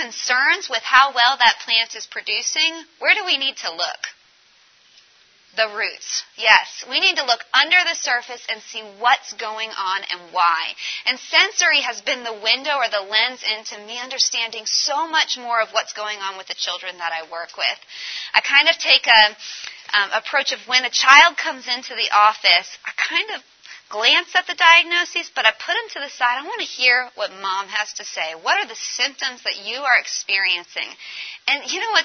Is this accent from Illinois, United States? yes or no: no; Colorado, United States; I'm from Colorado